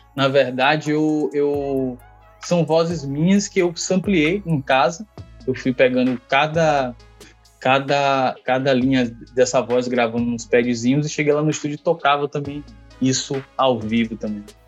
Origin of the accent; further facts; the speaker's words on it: Valéria, Nordeste, Bahia, Brazil; Nordeste, de Valéria, Valéria é um bairro de periferia